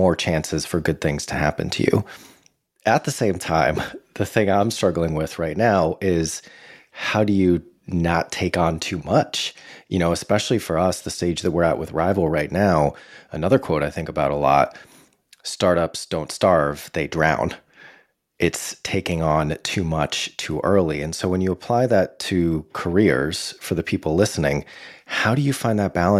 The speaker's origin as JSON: {"language": "English", "town": "Boston", "region": "Massachusetts", "country": "United States", "tie": "born or raised there", "said": "growing up in the Boston area"}